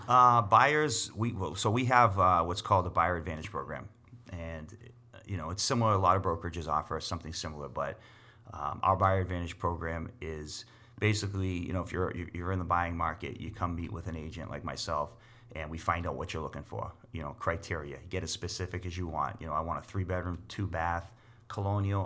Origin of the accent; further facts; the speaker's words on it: Boston, Massachusetts, United States; also born or lived in Leominster, Massachusetts; now in Winchendon, United States; I was born and raised in Boston.